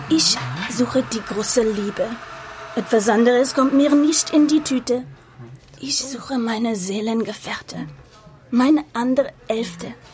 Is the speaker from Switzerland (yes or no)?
no; Bavaria, Germany; Ich komme aus Bayern, was man hört.